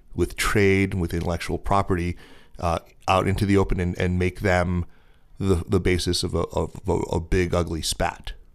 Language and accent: English; United States; my lived experience of being an American living here